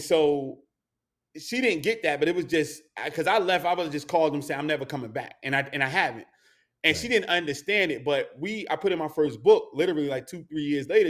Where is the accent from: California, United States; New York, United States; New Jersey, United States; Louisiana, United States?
New Jersey, United States; North; growing up in North New Jersey, born and raised